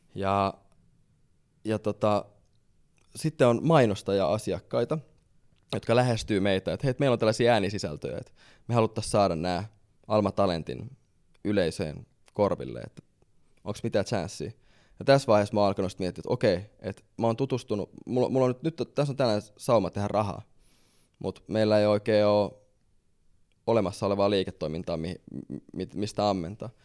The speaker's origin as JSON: {"language": "Finnish", "town": "Helsinki", "region": "Uusimaa", "country": "Finland", "said": "Mä tuun Helsingistä"}